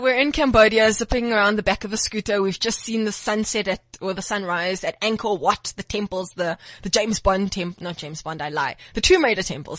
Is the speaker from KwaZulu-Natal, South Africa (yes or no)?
no; Port Elizabeth, Eastern Cape, South Africa; moved away; So originally, I am from Port Elizabeth